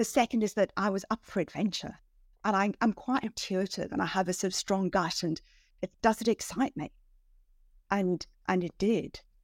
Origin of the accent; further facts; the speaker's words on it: South Africa; moved away as an adult; also born or lived in Switzerland / Hong Kong; now in London, United Kingdom; I grew up in South Africa, um, you know, kind of southernmost tip of Africa